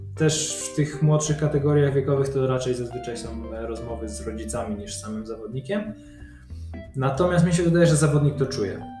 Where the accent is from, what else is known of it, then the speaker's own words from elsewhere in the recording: Poznań, Greater Poland, Poland; ja się urodziłem w Poznaniu, jestem całe życie z Poznaniem związany